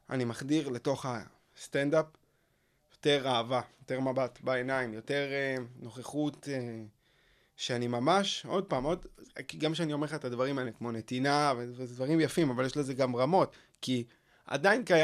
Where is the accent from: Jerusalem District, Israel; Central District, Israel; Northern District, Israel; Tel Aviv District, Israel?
Tel Aviv District, Israel; Tel Aviv; צפון תל אביב, כן.